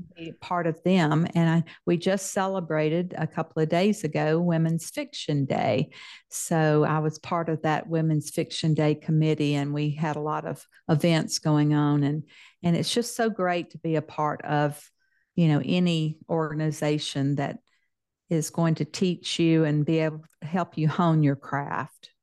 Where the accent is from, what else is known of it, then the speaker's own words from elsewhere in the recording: Mississippi, United States; accent: Southern; moved away as an adult; now in Texas, United States; I'm a Texan with a Southern accent because I spent most of my life in Mississippi